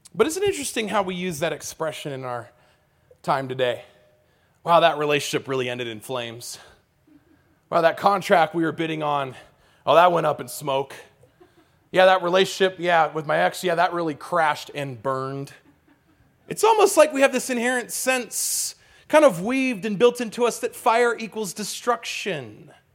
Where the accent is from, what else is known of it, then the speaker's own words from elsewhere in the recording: California, United States; I grew up in California